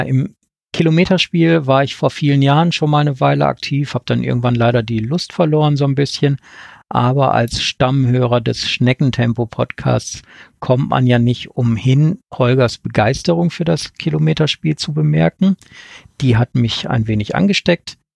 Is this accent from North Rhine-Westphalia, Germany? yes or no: yes; Ruhr area, North Rhine-Westphalia, Germany; now in Wettmar, Germany; Vermutlich hört man mir an, dass ich dort nicht geboren wurde, ursprünglich komme ich aus dem Ruhrgebiet